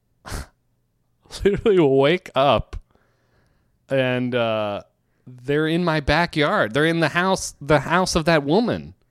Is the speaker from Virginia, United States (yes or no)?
yes; Virginia, United States; moved away; I'm from Virginia